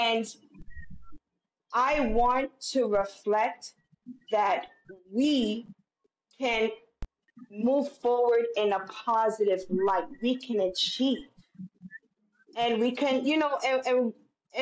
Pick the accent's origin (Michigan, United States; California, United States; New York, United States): New York, United States; New York City; I'm a girl from the South Bronx. I grew up when they were talking about red top, blue top